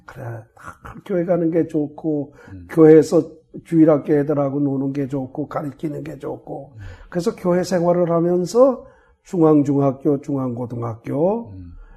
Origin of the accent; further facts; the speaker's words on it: Chungju, North Chungcheong, South Korea; also born or lived in Daegu / Seattle / Southern California; now in United States; 저는 충주에서 태어났다고 그러지만 충주가 아니고 충주에서 30리쯤 어, 음성 쪽으로 가다가 그 대소원이라고